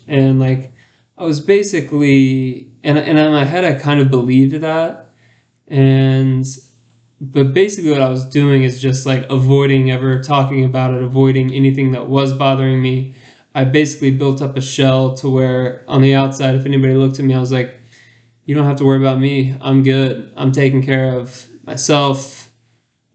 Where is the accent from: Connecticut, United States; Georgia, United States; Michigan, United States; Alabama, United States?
Georgia, United States; Alpharetta; when I was a kid, I grew up in Alpharetta, Georgia